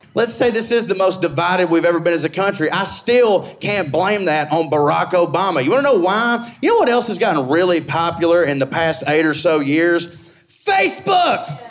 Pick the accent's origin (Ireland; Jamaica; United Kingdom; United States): United States; the South; I'm from the South